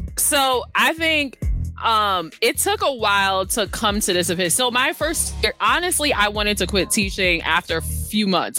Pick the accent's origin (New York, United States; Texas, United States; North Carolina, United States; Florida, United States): New York, United States; New York City; I was born and raised in Brooklyn, New York